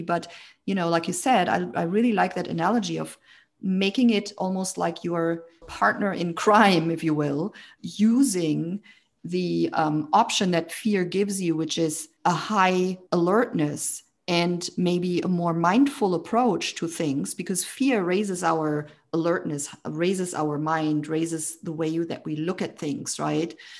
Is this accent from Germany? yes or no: yes; Germany; I grew up in Germany. I was born and raised in Germany